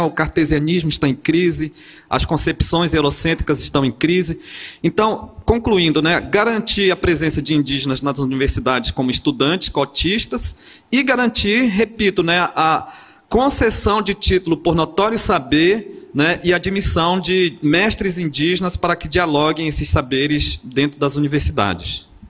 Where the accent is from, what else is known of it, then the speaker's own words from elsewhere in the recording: Amazon, Brazil; now in Porto Seguro, Brazil; Eu, eu, sou da Amazônia, moro em Porto Seguro, mas sou originário ali daquele lugar